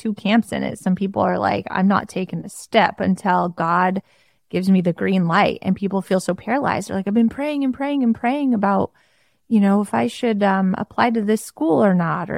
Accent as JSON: {"language": "English", "region": "Oregon", "country": "United States", "tie": "born or raised there", "moved": "as an adult", "lives_now": "South Carolina, United States", "said": "born and raised in Oregon, and my family and my friends, literally my friends that I've known since kindergarten, are still my best friends to this day"}